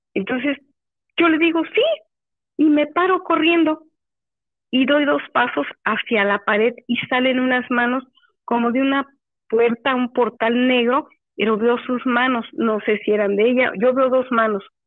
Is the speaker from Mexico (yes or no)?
yes; Córdoba, Veracruz, Mexico; also born or lived in Cuautlapan, Veracruz; yo soy nativa de Córdoba